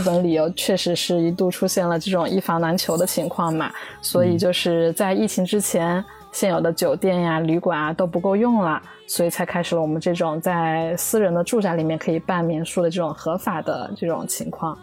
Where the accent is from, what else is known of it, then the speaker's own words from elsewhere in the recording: Jiangxi, China; now in Tokyo, Japan; 我来自江西，现在住在东京附近，然后是一位大阪的民宿房东